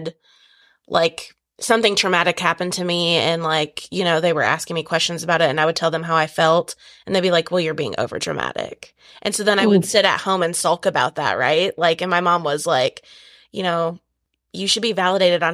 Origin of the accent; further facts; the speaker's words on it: Wisconsin, United States; we're both from Wisconsin